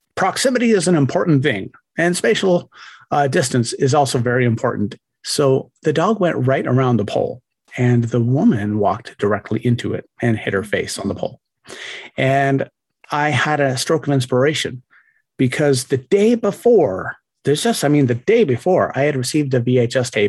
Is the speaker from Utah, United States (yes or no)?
yes; Ogden, Utah, United States; also born or lived in Huntsville, Utah; I hail from Utah, northern Utah, a town called Ogden